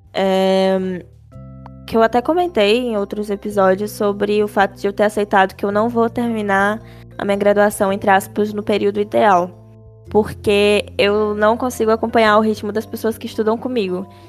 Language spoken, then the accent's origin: Portuguese; Cascavel, Ceará, Brazil; also born or lived in São Paulo; daqui de Cascavel, que é a minha cidade natal